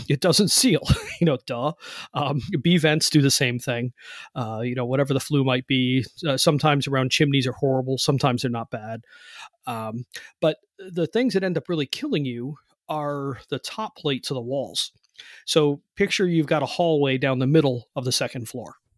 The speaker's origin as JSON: {"language": "English", "town": "Cleveland", "region": "Ohio", "country": "United States", "moved": "yes", "lives_now": "West Virginia, United States", "said": "I've moved now. I live in West Virginia, but I'm from Cleveland"}